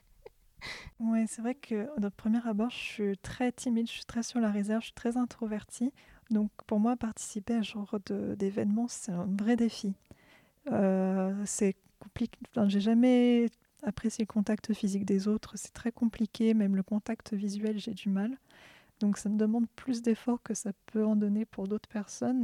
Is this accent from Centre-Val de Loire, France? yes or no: yes; Orléans, Centre-Val de Loire, France; Je suis d'Orléans.